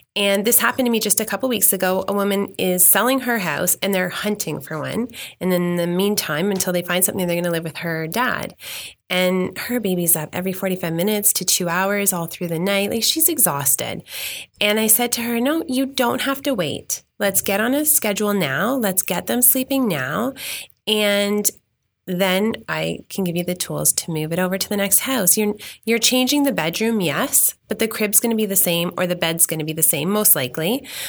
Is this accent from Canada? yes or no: yes; Mississauga, Ontario, Canada; now in Milton, Canada; I grew up ten minutes from here. I grew up in Meadowvale